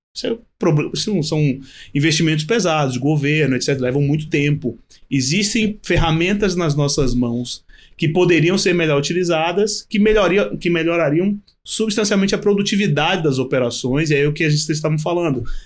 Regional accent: Bahia, Brazil; Eu sou baiano

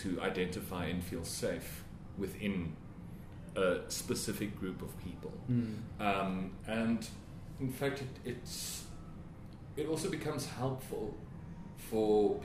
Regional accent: Witbank, Mpumalanga, South Africa; moved away as an adult; also born or lived in Pretoria; my hometown of Witbank and coming to the big city of Pretoria

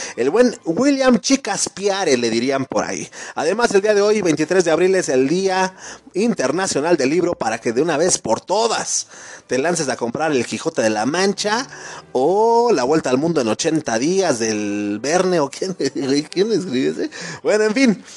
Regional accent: Mexico; nosotros mismos como mexicanos, como compatriotas

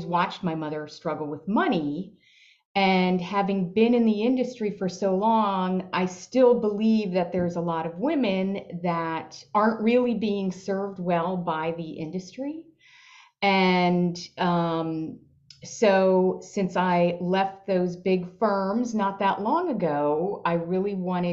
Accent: Long Island, New York, United States; I grew up on Long Island in New York

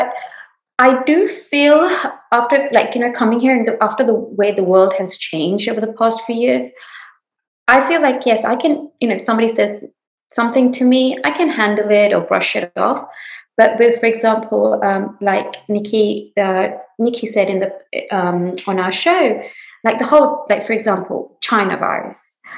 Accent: London, United Kingdom; now in Houston, United States; I came from England, and London was a melting pot.

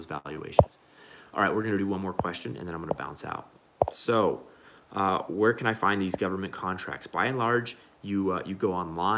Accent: United States; also born or lived in Mexico; I'm actually a Mexican, but I grew up in America

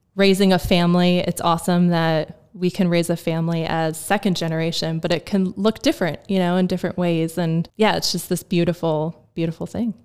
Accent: New Jersey, United States; moved away as an adult; now in Lancaster, United States; I'm from New Jersey

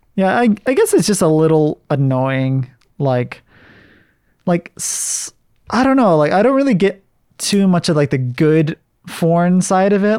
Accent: United States; I'm American, but my ethnicity is Japanese and, uh, I think German and Scottish

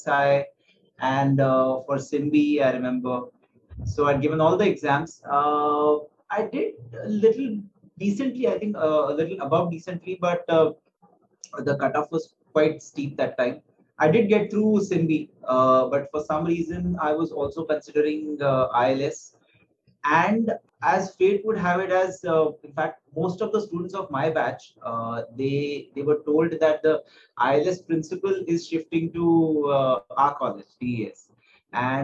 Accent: Aurangabad, Maharashtra, India; now in Mumbai, India; So I come from a place called Aurangabad. It's in central Maharashtra and spent my childhood there till I think around 6th standard

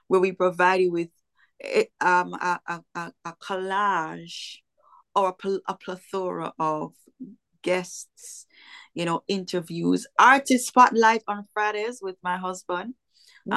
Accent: Kingston, Jamaica; now in Florida, United States; I'm from Kingston, Jamaica.

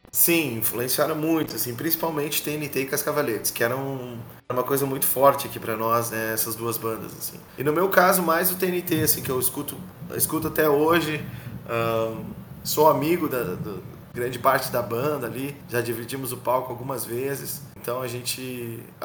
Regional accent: Canoas, Rio Grande do Sul, Brazil; sou músico do Rio Grande do Sul, sou da cidade de Canoas

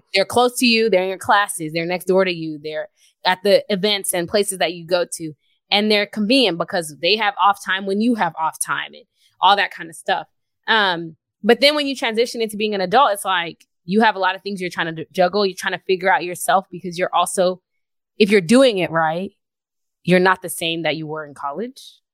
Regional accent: Houston, Texas, United States; moved away as an adult; I'm from Houston.

